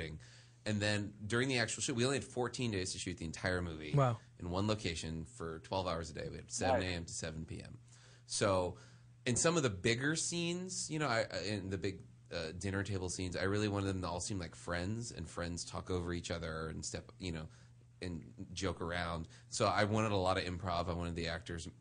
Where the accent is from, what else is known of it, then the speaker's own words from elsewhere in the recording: New Orleans, Louisiana, United States; now in Los Angeles, United States; I grew up in New Orleans